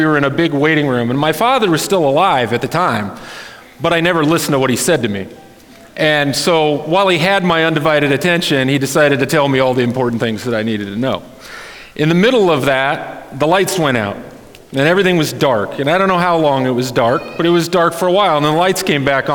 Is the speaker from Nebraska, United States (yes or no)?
yes; Wayne, Nebraska, United States; now in Lincoln, United States; originally I'm from Wayne, Nebraska